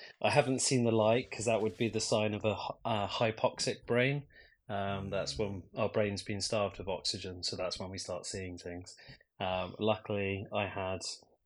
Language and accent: English; Edinburgh, Scotland, United Kingdom; now in London, United Kingdom; I'm back home in London, but yes, I am from Edinburgh